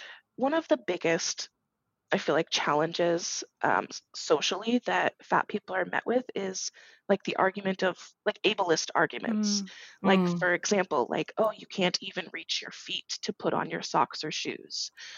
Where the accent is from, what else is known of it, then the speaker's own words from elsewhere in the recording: Massachusetts, United States; now in Kansas, United States; I was coming from Massachusetts and specifically Western Massachusetts, so not Boston, in the middle of nowhere, really.